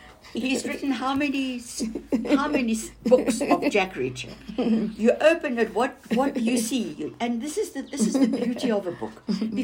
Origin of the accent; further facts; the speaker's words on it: Western Cape, South Africa; because I grew up in the Cape